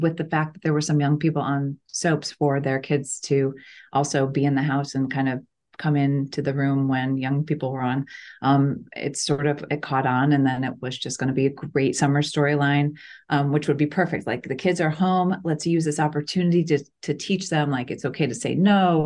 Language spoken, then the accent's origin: English; Chicago, Illinois, United States; moved away; we grew up in Chicago